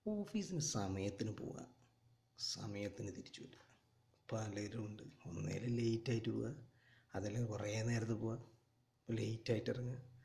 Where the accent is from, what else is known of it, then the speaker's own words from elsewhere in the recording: Kozhikode, Kerala, India; now in Saudi Arabia; ഞാനൊരു കോഴിക്കോട്ടുകാരനാണ്